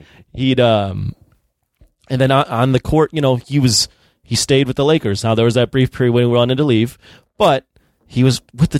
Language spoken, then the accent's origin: English; Chicago, Illinois, United States; I'm obviously from Chicago, but big time Bulls fan.